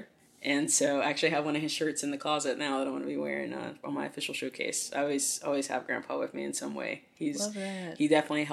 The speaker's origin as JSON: {"language": "English", "region": "the South", "country": "United States", "tie": "born or raised there", "said": "growing up in the South"}